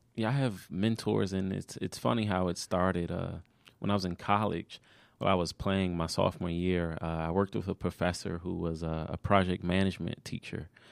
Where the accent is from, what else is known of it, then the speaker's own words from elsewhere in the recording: Maryland, United States; moved away; also born or lived in Georgia; I wasn't a Georgia native at the time when I was from Maryland